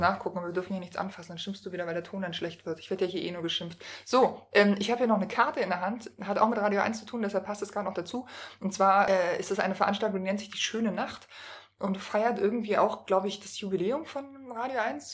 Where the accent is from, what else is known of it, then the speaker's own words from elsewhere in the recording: Berlin, Germany; als gebürtige Berlinerin